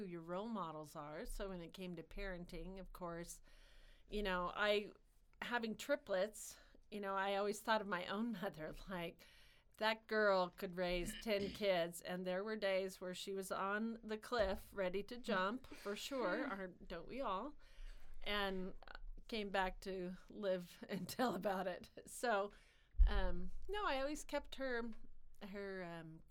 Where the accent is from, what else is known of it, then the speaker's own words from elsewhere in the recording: Lincoln, United States; now in Woodbine, Iowa, United States; I grew up in Lincoln